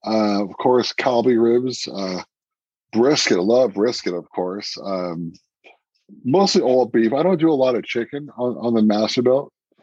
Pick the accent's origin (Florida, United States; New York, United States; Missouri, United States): New York, United States; I'm a New Yorker, of course.